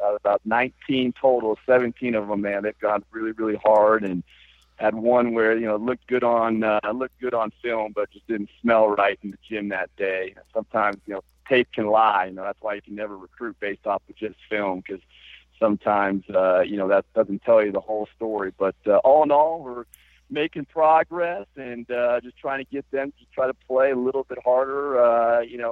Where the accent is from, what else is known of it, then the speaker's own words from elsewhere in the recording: Colorado, United States; moved away as an adult; also born or lived in Boise, Idaho; I grew, I grew up in Colorado, went to high school in Colorado